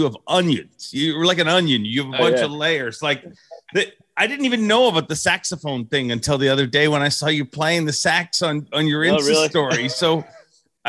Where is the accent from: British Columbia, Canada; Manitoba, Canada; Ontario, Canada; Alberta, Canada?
Ontario, Canada; Port Perry; why did they hire some dude from Port Perry?